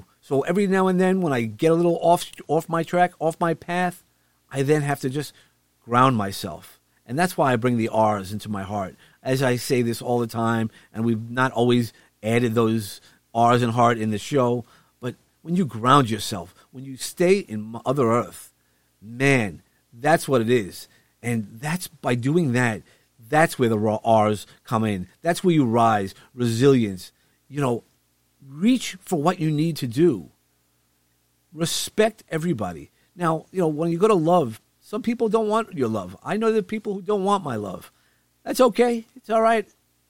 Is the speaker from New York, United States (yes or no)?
yes; New York City, New York, United States; we come from Brooklyn, so you don't always see. There's light pollution.